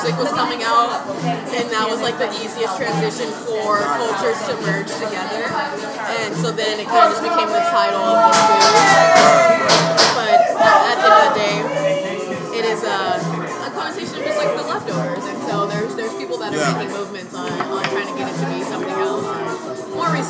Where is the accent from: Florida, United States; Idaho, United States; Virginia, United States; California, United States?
California, United States; Fremont; I grew up in the Bay Area, which was like outside. It was near Oakland, but it was outside of it. It was Fremont, East Side